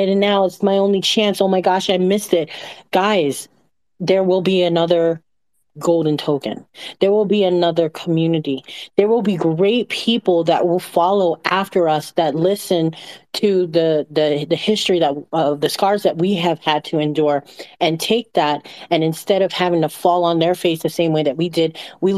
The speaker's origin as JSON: {"language": "English", "country": "Micronesia", "tie": "born or raised there", "said": "I grew up in Micronesia on an island that nobody knows the name of."}